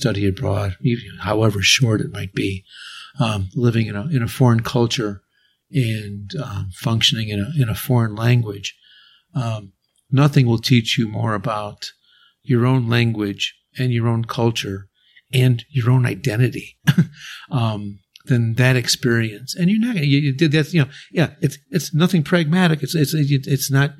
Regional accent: United States; moved away; also born or lived in Japan / Mexico; my home country, United States

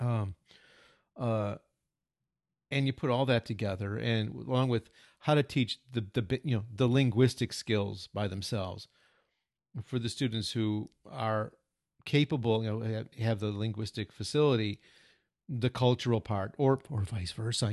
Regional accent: United States; first language English; moved away as an adult; now in Japan; we're native English speakers and Americans

